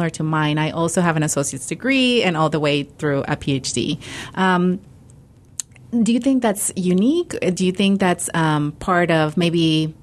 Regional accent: Matamoros, Tamaulipas, Mexico; now in Ohio, United States; I grew up in a border town. Matamoros is, you know, border with South Texas.

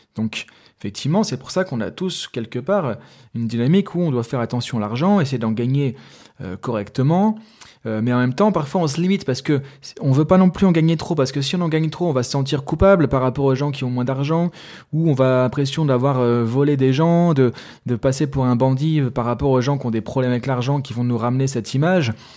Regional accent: France; moi je suis français

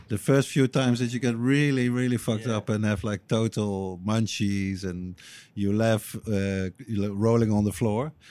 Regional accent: Eindhoven, North Brabant, Netherlands; my hometown of Eindhoven

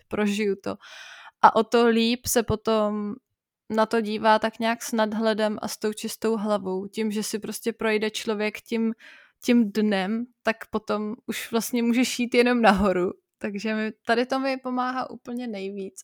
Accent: Czechia; also born or lived in Bavaria; now in Germany; jsem se narodila jako Češka a musím přijmout, že jsem Češka

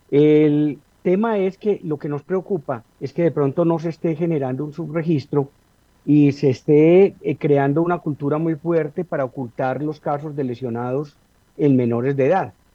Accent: Manizales, Caldas, Colombia; nos criamos, recordamos precisamente que uno se iba al Parque Liborio a unas casetas que se fabricaban y se improvisaban ahí a comprar voladores, globos, papeletas, buscaniguas.

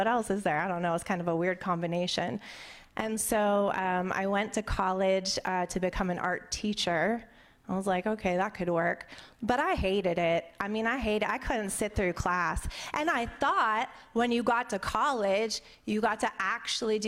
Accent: Pittsburgh, Pennsylvania, United States; I grew up in Pittsburgh, Pennsylvania, and I had a really good childhood.

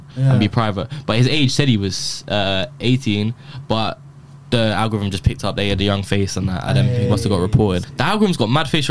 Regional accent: Bedford, East of England, United Kingdom; I grew up in Bedford, where I live now.

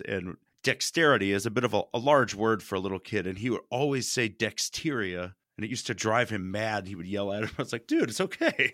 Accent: United States; I grew up in America

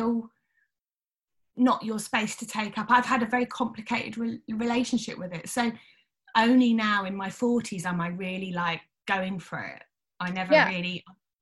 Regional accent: Wellingborough, East Midlands, United Kingdom; also born or lived in Sheffield; I was born in Sheffield, moved to a town called Wellingborough in Northamptonshire

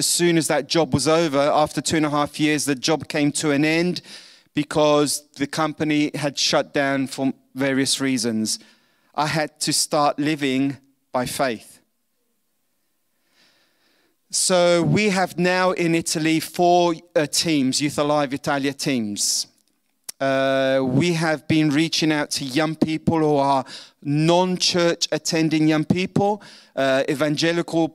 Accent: London, United Kingdom; accent: pommy; moved away; I was born in London, so I have this pommy accent, but the suntan is obvious that I'm not English

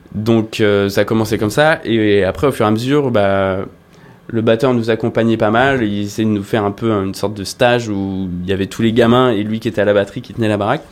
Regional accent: La Rochelle, Nouvelle-Aquitaine, France; je, me baladais à La Rochelle, là où j'ai grandi

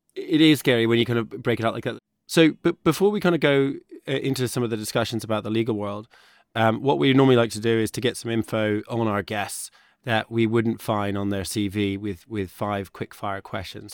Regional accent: United States; moved away; I grew up in the States

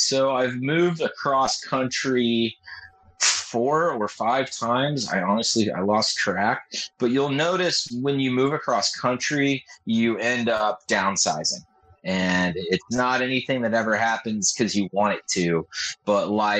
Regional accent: California, United States; First of all, I'm from Southern California. I live in San Diego.

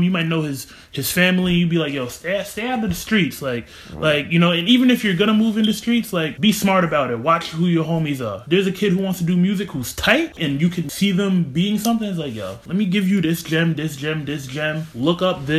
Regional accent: Albany, New York, United States; also born or lived in Long Island, New York; I grew up out here. When I go to the city, I tell people, yeah, I'm from Albany.

